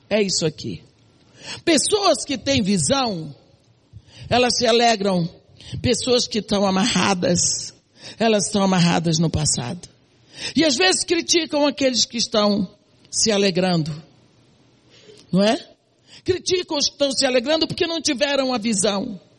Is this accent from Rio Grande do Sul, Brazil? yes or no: no; Santarém, Pará, Brazil; born there; moved away; also born or lived in Bahia; Nasci em Santarém do Pará. Mudei para Bahia, outro cenário, para um colégio de freira.